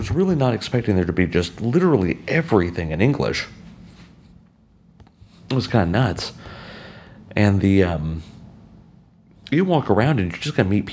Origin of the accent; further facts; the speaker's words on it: United States; also born or lived in Texas; I'm American. I live in Texas. I'm from America.